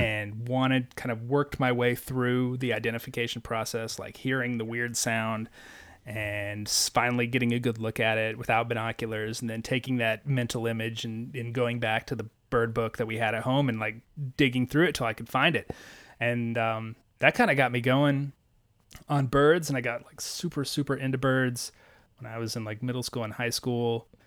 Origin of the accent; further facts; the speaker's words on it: Missouri, United States; I grew up in Missouri